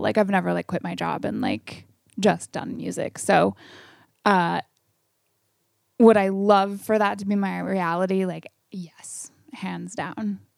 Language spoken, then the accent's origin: English; Camas, Washington, United States; also born or lived in Portland, Oregon; I grew up in Camas, Washington